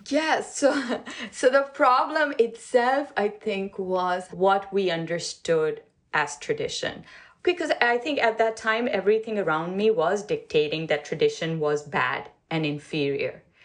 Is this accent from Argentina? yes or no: no; Pakistan; moved away as an adult; now in United States; I grew up in Pakistan. I came to the U.S. in 1993